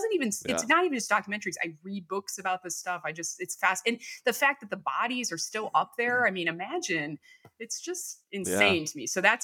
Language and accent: English; Chicago, Illinois, United States; I'm from Chicago.